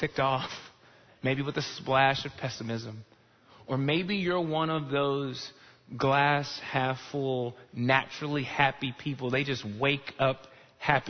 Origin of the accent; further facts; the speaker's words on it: Chicago, Illinois, United States; now in Texas, United States; I grew up in Chicago